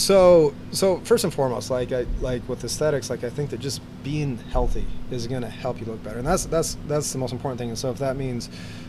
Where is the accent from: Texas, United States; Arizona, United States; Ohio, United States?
Arizona, United States; I grew up in Arizona